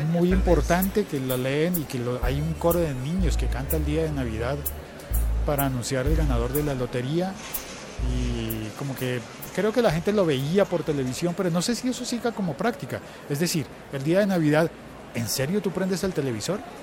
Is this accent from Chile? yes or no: no; Colombia; así somos los colombianos